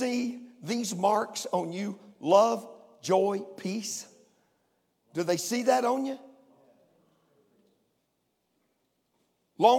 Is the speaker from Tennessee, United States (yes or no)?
yes; Crossville, Tennessee, United States; I was born in Crossville, Tennessee, where the grace of God was talked about and the word of God preached